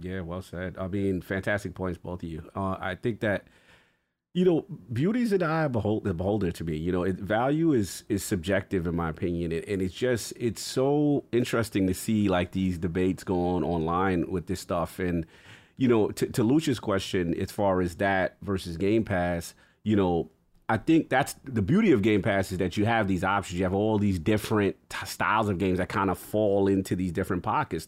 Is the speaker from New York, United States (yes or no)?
yes; New York City, New York, United States; I'm from New York City